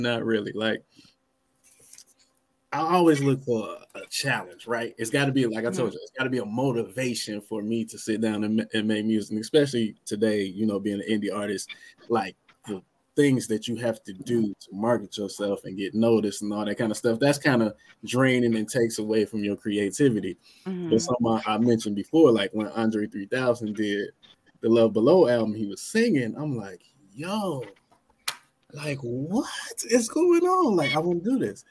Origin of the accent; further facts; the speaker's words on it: Michigan, United States; I was born in Michigan.